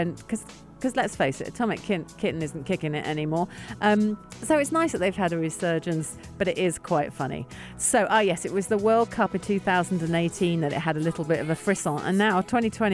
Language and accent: English; London, United Kingdom; I'm from South London. I'm not from Croydon